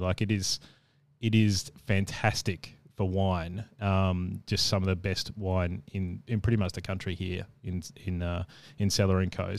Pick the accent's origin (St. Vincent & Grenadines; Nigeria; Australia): Australia; Adelaide, South Australia; moved away; also born or lived in Brisbane / Perth; I lived in Perth and obviously I'm from Adelaide